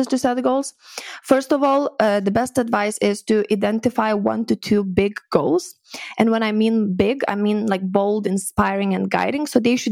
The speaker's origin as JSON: {"language": "English", "country": "Lithuania", "also_born_or_lived": "Edinburgh, Scotland", "moved": "as an adult", "said": "I'm from Lithuania originally"}